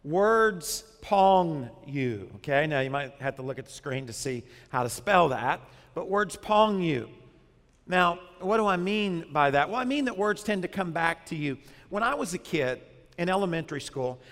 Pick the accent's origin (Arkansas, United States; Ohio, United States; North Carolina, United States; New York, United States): Arkansas, United States; now in South Florida, United States; when I was growing up in Arkansas